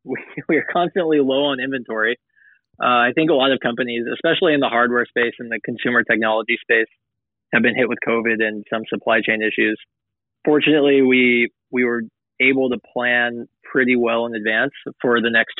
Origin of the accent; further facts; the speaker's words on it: Los Angeles, California, United States; moved away; I'm originally from Los Angeles